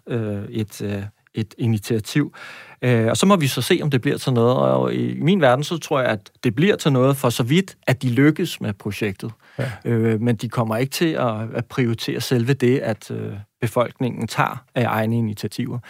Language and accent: Danish; Næstved, Zealand, Denmark; Jeg kommer fra Næstved